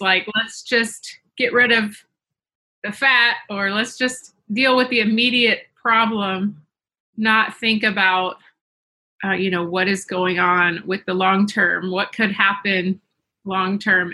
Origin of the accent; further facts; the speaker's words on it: the South, United States; I grew up in the South